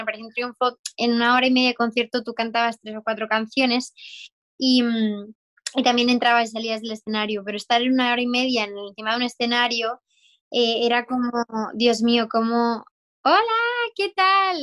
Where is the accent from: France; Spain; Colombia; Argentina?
Spain; Murcia, Region of Murcia; soy de Murcia, soy de España